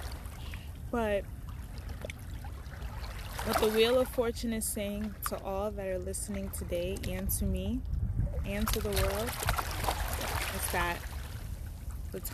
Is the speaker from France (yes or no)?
no; Nigeria; moved away; I'm Nigerian